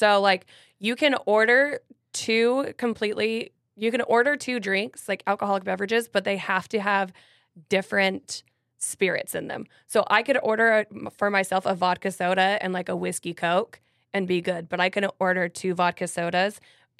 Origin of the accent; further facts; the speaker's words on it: Utah, United States; now in Nashville, United States; And so I'm originally from Utah. No, I'm not Mormon.